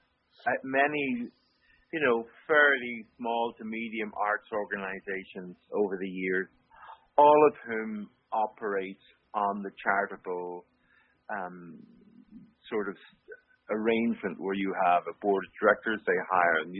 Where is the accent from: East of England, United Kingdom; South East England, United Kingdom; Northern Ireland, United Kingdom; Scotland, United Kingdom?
Northern Ireland, United Kingdom; Belfast; moved away as an adult; also born or lived in Toronto / Manchester; I grew up in Belfast, and even as a young man in Belfast, I was running different things